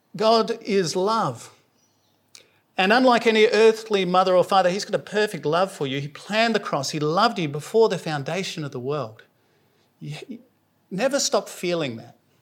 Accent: South Australia, Australia; moved away; I'm from South Australia, so I say holy

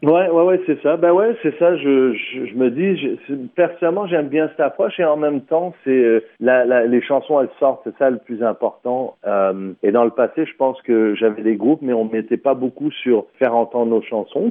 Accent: St. Catharines, Ontario, Canada; also born or lived in France / Middle East / North Africa / Vancouver; j'ai abouti au Canada en 84, en Ontario, Sainte-Catherine, Ontario. J'ai fait toutes mes études euh, primaires, secondaires

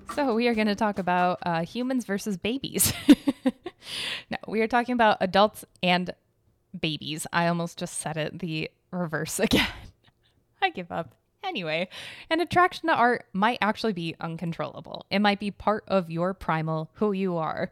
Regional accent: United States; I'm American.

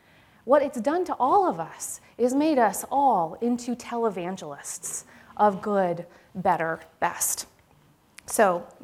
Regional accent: Manitoba, Canada; both my parents were academics. So I grew up in the University of Manitoba

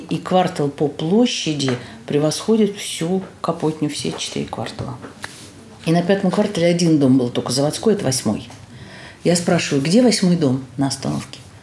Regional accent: Moscow, Russia; also born or lived in Kapotnya, Moscow; Я родилась на Покровке

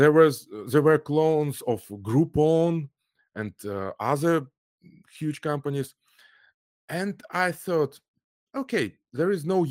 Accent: Almaty, Kazakhstan; English is a second language; also born or lived in Moscow; my parents moved to Kazakhstan because my father is from Kazakhstan. So okay. I grew up in Almaty, Kazakhstan. It's the largest city. So my school, my first university, my first work were in Kazakhstan.

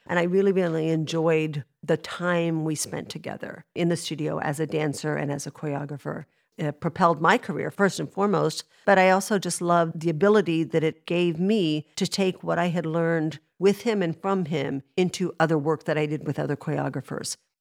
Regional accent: Dallas, Texas, United States; moved away; I'm from Dallas

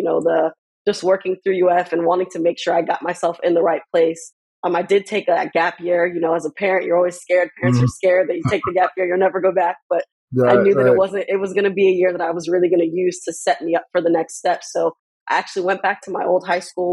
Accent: Miami, Florida, United States; now in Portland, United States; Born and raised in Miami, Florida. I have two parents that are originally from Jamaica

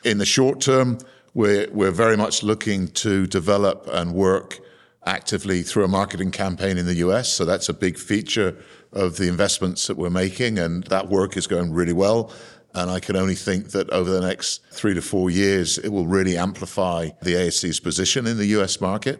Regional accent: Cornwall, South West England, United Kingdom; I was born in Cornwall uh, in a seaside town that had a quite a vibrant fishing community at the time

